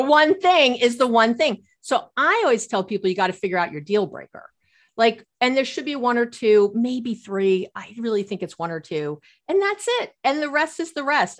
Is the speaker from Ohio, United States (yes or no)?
no; New York, United States; growing up in New York